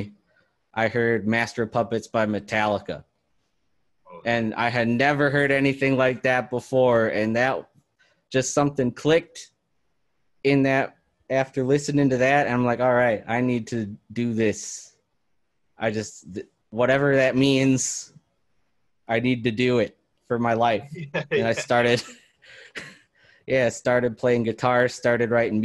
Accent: Oconomowoc, Wisconsin, United States; also born or lived in Oshkosh, Wisconsin; I'm originally from Oconomowoc, and I lived there pretty much until 2013 when Ashley and I moved up to Oshkosh to do school for that.

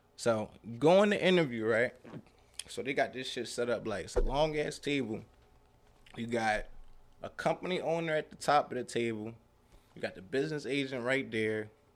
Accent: Philadelphia, Pennsylvania, United States; I'm from North Philly, you know, single parent home

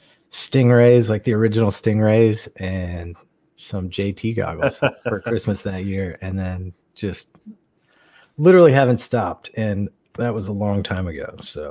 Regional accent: Huntington, West Virginia, United States; born there; now in North Carolina, United States; Right, I was born in Huntington, West Virginia, and I don't like to tell people that, so I just say North Carolina.

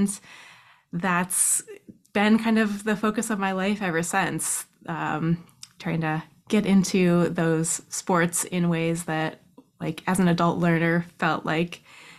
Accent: Soldotna, Alaska, United States; now in Anchorage, United States; In Soldotna. Soldotna is like a little town that's a couple hours south of Anchorage.

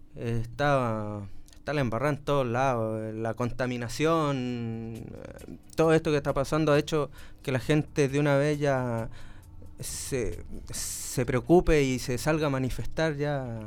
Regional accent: Chile; cómo decimos en Chile

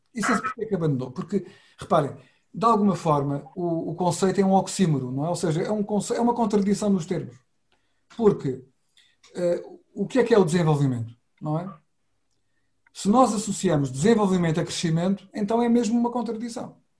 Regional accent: Setúbal, Portugal; na minha cidade natal, que é Setúbal

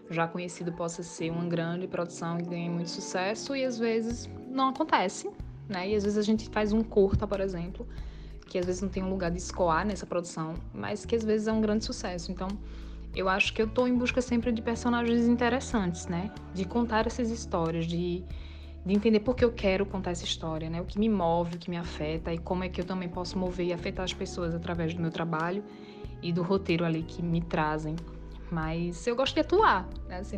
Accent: Northeast Region, Brazil; E a gente, como um bom nordestino, como no caso eu não sou recifense, mas já me sinto como, somos bem bairristas

